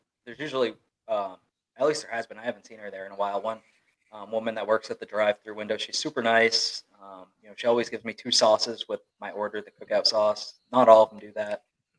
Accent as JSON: {"language": "English", "region": "New England", "country": "United States", "tie": "born or raised there", "moved": "yes", "said": "We've got Dunkin' Donuts up there in New England."}